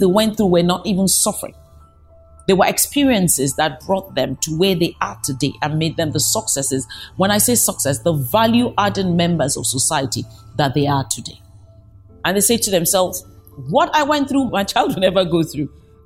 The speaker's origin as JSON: {"language": "English", "country": "Nigeria", "said": "I come from Nigeria"}